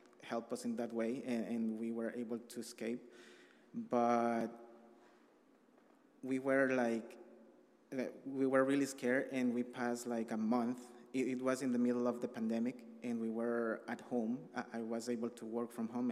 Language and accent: English; El Salvador; English is a second language; moved away as an adult; I am from El Salvador. I arrived here 18 months ago with my family